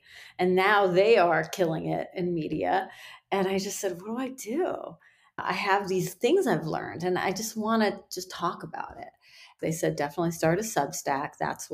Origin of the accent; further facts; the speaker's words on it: Iran; now in United States; In my culture, I'm from Iran, and I was born there. My children are born here, so they're, you know, more Americanized than I am